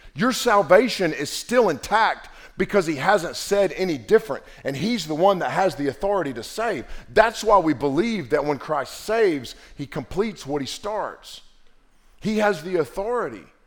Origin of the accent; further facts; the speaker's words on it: Western North Carolina, United States; growing up in Western North Carolina with a granddaddy that was a preacher